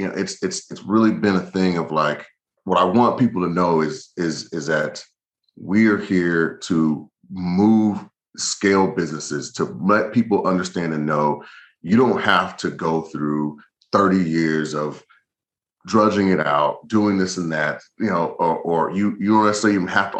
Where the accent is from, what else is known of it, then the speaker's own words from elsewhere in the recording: the South, United States; I'm from the South